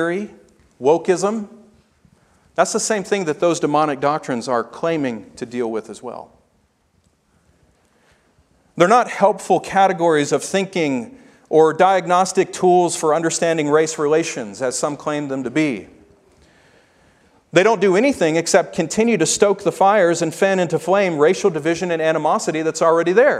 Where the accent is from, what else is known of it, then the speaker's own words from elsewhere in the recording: Memphis, Tennessee, United States; I grew up in Memphis, Tennessee